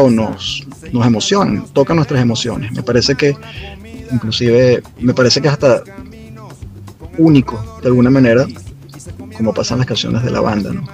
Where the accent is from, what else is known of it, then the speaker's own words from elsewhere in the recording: Venezuela; a nosotros como venezolanos